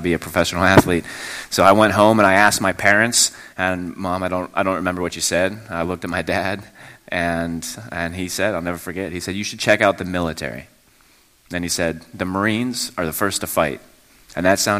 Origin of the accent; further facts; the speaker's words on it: Mon Valley, Pennsylvania, United States; I grew up in the Mon Valley. I went to Bell Vernon area school, high school